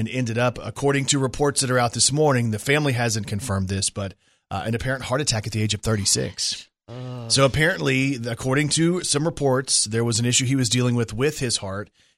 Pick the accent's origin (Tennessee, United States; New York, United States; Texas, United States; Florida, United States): Texas, United States; I grew up in Texas